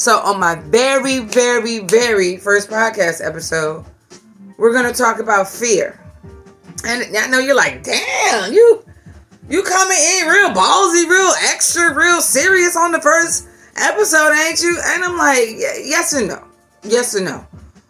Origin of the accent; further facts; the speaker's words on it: Virginia, United States; I'm from Virginia